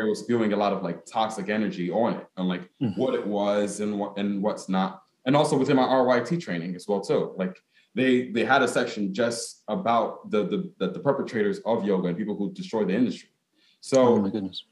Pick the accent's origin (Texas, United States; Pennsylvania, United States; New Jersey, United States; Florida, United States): New Jersey, United States; Newark; also born or lived in Ghana (ancestry); as a Ghanaian American, um, in the sense that I was born in Newark, because my my mom and my dad were born in Ghana.